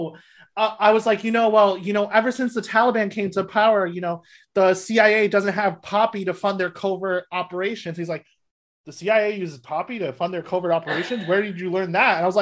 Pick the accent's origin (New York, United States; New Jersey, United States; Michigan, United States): New Jersey, United States; I grew up in Jersey